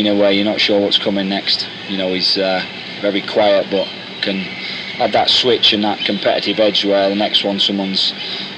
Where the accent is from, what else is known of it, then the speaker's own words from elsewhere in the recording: Manchester, North West England, United Kingdom; my job as a Mancunian centre half